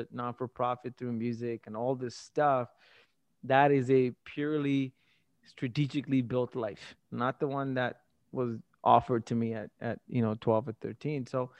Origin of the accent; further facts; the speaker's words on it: Tamil Nadu, India; also born or lived in Singapore; Prior to that, I was just another Asian kid in Singapore, and I was like, wait, I come from Tamil Nadu, I speak Tamil, but I'm not Tamil, but then there's all these other languages, what the hell's going on?